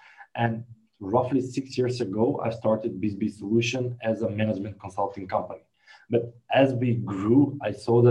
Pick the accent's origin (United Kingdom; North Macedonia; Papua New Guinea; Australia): North Macedonia; I'm from Macedonia